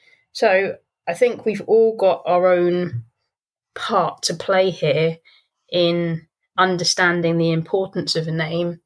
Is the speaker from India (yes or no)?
no; London, United Kingdom; having been born and raised in London as well